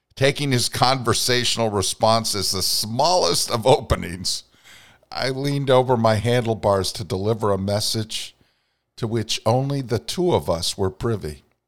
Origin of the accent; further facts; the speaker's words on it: Vermont, United States; my native Northeast